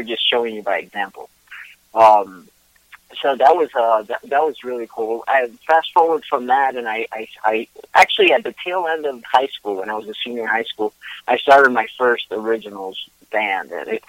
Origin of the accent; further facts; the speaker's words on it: Puerto Rico; moved away; I'm originally from Puerto Rico, but I've lived in and out of Puerto Rico all my life.